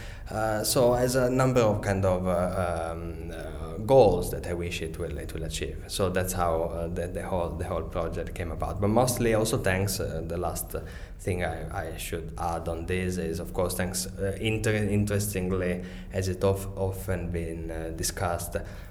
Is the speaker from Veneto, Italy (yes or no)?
yes; Venice, Veneto, Italy; moved away; also born or lived in London; I'm originally from Italy and from Venice.